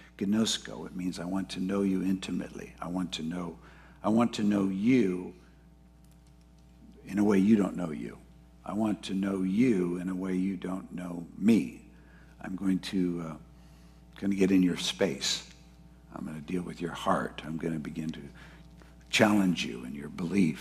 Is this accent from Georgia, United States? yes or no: no; Ventura, California, United States; I grew up in Ventura